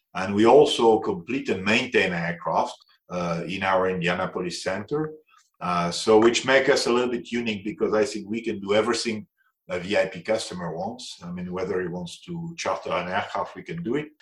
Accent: France; accent: French; English is a second language; now in Zurich, Switzerland; I'm French, as you can probably will notice on my accent.

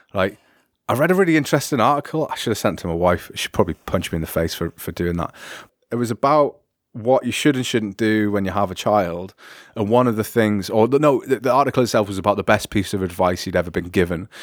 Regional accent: United Kingdom; me being British

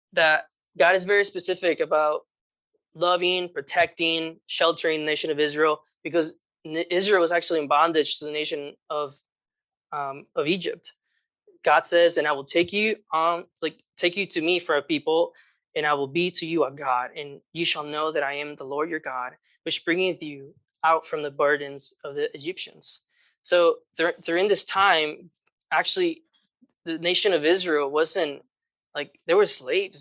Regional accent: Guatemala; moved away; I grew up in Guatemala

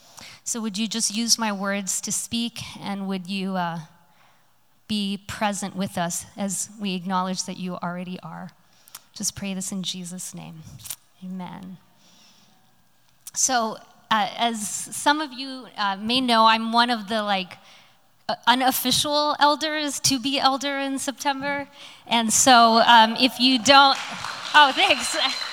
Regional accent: Hong Kong; now in Los Angeles, United States; So I grew up in overseas in Hong Kong. I spent many years of my life there. And then I moved to a tiny little town called Los Angeles after that.

